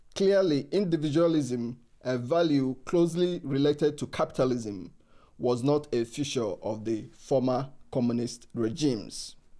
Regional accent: Nigeria; moved away; I'm from Africa. I'm from Nigeria uh, uh, originally

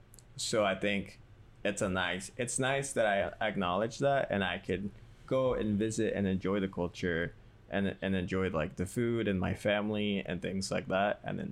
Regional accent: Mexico; born there; moved away; I feel like for me, like, even though I was born in Mexico and, like, I recently went there, like, I don't think I could live there because I'm not accustomed to, even though I am Mexican

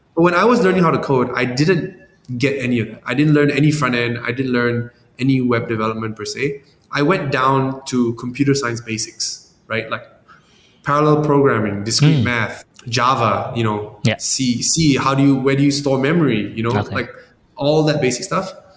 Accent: Malaysia; moved away; also born or lived in San Francisco; I'm from Malaysia, but I was in San Francisco

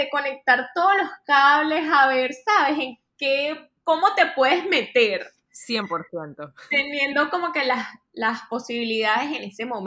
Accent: Maracay, Aragua, Venezuela; moved away as an adult; also born or lived in Caracas / Miami; now in New York, United States; Soy de Maracay, Hace aproximadamente cinco años me mudé a la ciudad de Miami. Estaba estudiando ingeniería civil en Caracas

